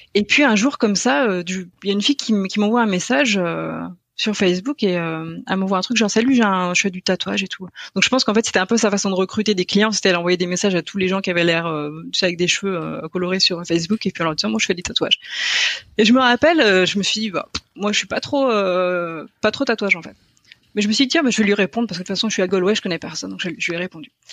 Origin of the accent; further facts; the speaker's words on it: Brittany, Pays de la Loire, France; moved away as an adult; also born or lived in Cork, Ireland; je viens de Bretagne, euh, de Loire-Atlantique plus précisément